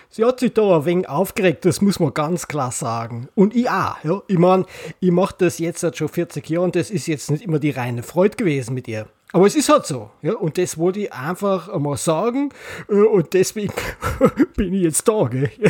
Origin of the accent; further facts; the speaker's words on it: Bavaria, Germany; Deswegen bin ich, äh, bin ich aus Bayern, aber der Thomas nicht.